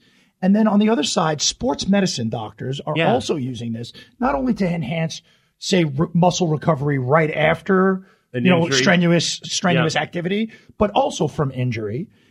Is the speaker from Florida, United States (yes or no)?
yes; Tampa, Florida, United States; Yes, I'm from Tampa.